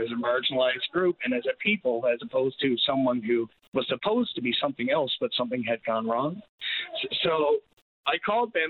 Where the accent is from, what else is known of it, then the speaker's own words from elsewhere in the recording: Dover, Newfoundland and Labrador, Canada; moved away as an adult; also born or lived in Kingston, Ontario; I'm originally from Dover, and that's small town in around Bonavista Bay